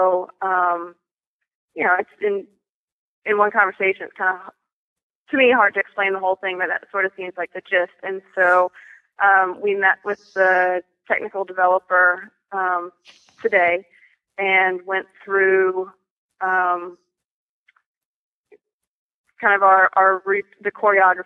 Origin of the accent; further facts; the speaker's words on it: Charleston, South Carolina, United States; I'm from Charleston, South Carolina.